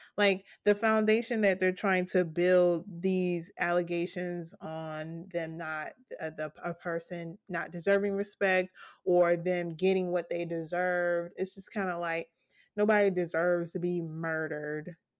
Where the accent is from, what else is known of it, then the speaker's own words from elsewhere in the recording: United States; as an American